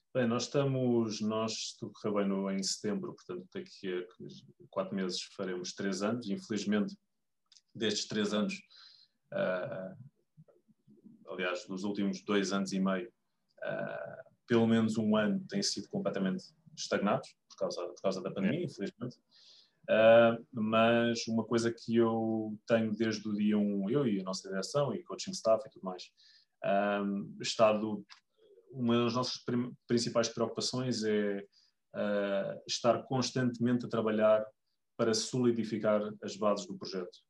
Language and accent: Portuguese; Lisbon, Portugal; eu sou de Lisboa